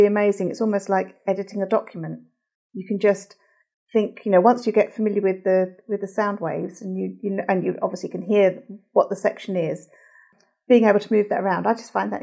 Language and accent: English; London, United Kingdom; I'm from London, England.